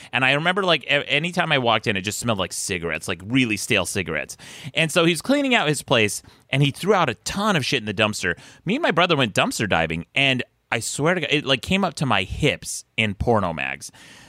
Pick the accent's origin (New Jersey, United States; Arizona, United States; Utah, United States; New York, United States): Utah, United States; Salt Lake City; Yes, it's Salt Lake City, Utah.